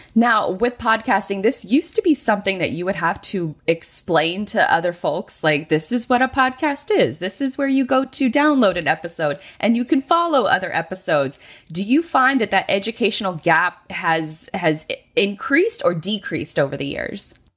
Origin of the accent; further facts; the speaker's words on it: Jacksonville, Florida, United States; my hometown of Jacksonville, Florida